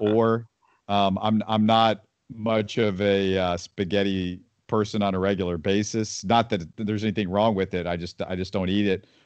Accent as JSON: {"language": "English", "town": "Houston", "region": "Texas", "country": "United States", "tie": "born or raised there", "also_born_or_lived": "Missouri", "said": "I grew up in Houston"}